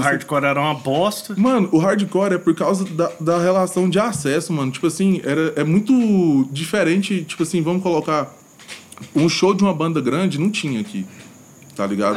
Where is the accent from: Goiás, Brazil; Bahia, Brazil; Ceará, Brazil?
Goiás, Brazil; Goiânia; eu sou de Goiânia mesmo. Nascido uhum. e crescido na região noroeste